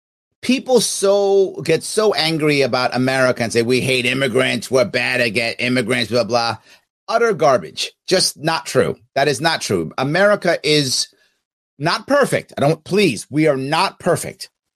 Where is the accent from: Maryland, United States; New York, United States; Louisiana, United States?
New York, United States; New York City; I'm born in Manhattan, lived in the Bronx, Queens, and Manhattan.